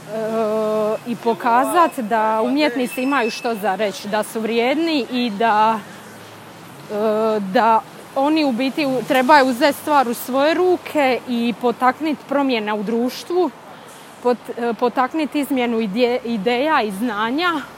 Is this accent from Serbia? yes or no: no; Bosnia & Herzegovina; now in Boston, United States